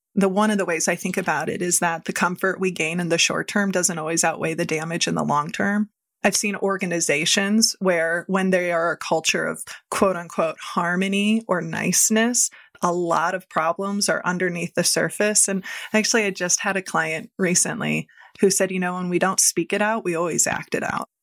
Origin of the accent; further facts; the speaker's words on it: Midwest, United States; I grew up in the Midwest